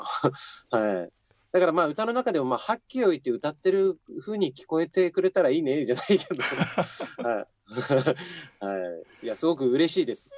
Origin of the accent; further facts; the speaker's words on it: Akita, Japan; moved away as an adult; also born or lived in Sapporo; now in Tokyo, Japan; 18歳 まで秋田で暮らしてて、はいまあとにかくこの街を出たいと思って秋田を離れて